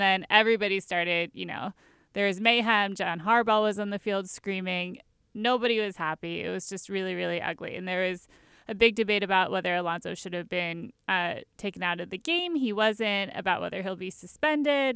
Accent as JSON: {"language": "English", "town": "Baltimore", "region": "Maryland", "country": "United States", "said": "I'm from Baltimore"}